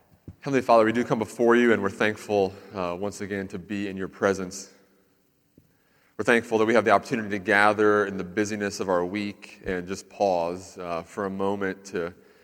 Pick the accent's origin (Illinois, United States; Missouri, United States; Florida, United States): Florida, United States; Central; I lived in Central Florida for a lot of my life